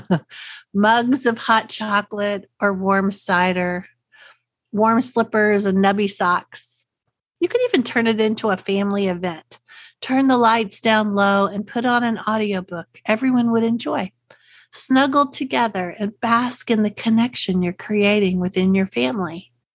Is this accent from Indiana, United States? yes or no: no; Texas, United States; accent: Texas; my Texas accent